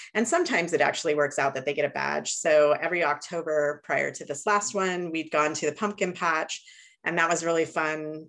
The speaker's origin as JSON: {"language": "English", "town": "Chico", "region": "California", "country": "United States", "said": "I'm from Northern California, Chico, California"}